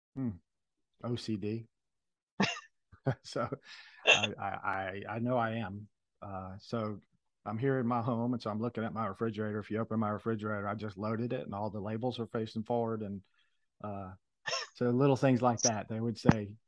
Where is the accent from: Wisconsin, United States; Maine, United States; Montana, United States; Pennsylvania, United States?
Pennsylvania, United States; Philadelphia; moved away; I was born in Philadelphia